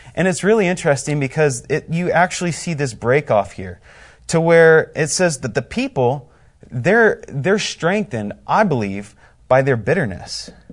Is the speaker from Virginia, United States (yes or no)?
no; Indiana, United States; I am from Indiana.